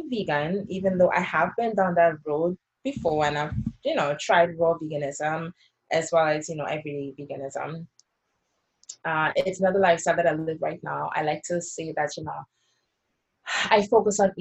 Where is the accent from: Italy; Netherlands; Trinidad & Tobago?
Trinidad & Tobago; now in United States; I was growing up in Trinidad, and even sometimes here in the US when I first came